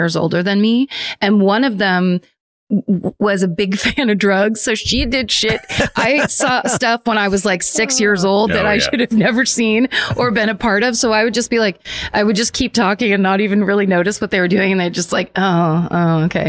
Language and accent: English; Northern California, United States; I'm from Northern California